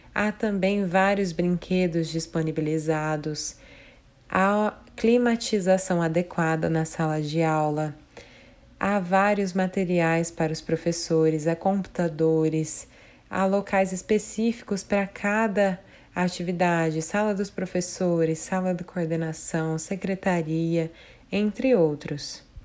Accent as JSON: {"language": "Portuguese", "town": "Colíder", "region": "Mato Grosso", "country": "Brazil", "tie": "born or raised there", "moved": "as an adult", "lives_now": "Lucas do Rio Verde, Brazil", "said": "Sou natural da cidade de Colíder, mais ao norte do estado do Mato Grosso"}